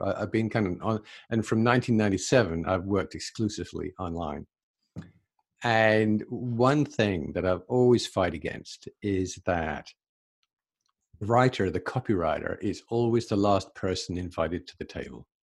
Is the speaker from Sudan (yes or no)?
no; England, United Kingdom; moved away as an adult; also born or lived in London; now in Canada; So I'm originally from England. I'm in Canada now, but I'm originally from England.